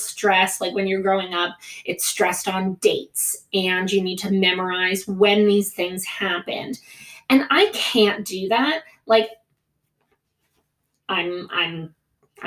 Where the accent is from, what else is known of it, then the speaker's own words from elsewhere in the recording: United States; first language Greek; English is a second language; I wasn't born there, but my whole family's from there. Greek was my first language, and I've spent a lot of time in Greece for somebody who grew up in the States